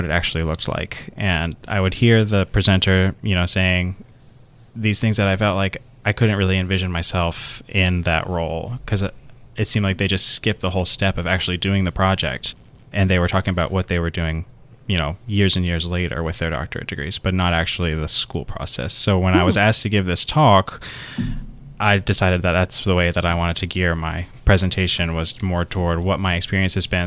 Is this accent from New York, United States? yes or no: no; Willow Springs, North Carolina, United States; I'm originally from a little small town outside of Raleigh, North Carolina, that nobody's ever heard